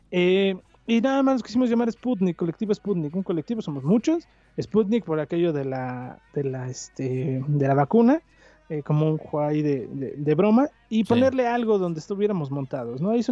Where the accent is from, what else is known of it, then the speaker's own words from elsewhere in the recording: Mexico City, Mexico; moved away as an adult; now in Hidalgo, Mexico; soy chilango. Nunca voy a dejar de ser chilango.